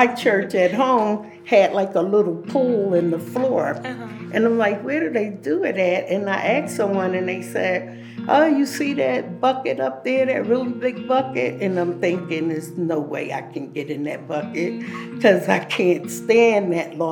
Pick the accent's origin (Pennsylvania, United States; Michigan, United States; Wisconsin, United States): Pennsylvania, United States; Philadelphia; moved away as an adult; now in Colorado, United States; I'm from Philadelphia, Pennsylvania. I came to Colorado back in 2013.